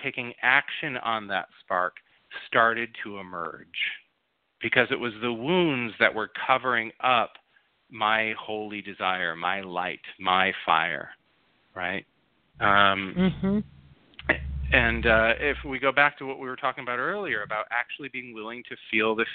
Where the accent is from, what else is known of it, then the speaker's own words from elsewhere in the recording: Grand Rapids, Michigan, United States; also born or lived in Minnesota; now in Los Angeles, United States; I grew up in Grand Rapids, Michigan.